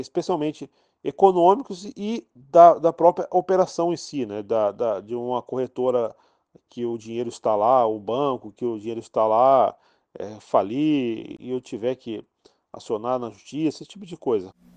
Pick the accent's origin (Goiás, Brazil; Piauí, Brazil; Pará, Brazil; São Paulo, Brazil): São Paulo, Brazil; Guaratinguetá; moved away as an adult; now in Rio de Janeiro, Brazil; Sou da cidade de Guaratinguetá, no interior de São Paulo, mas moro no Rio de Janeiro há dez anos.